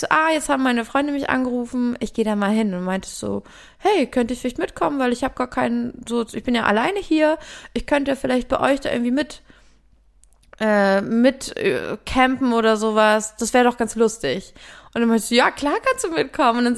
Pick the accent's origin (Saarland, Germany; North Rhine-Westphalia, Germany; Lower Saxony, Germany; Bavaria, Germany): Lower Saxony, Germany; Lüneburg; ich bin ja in Lüneburg aufgewachsen, meine Mutter lebte da noch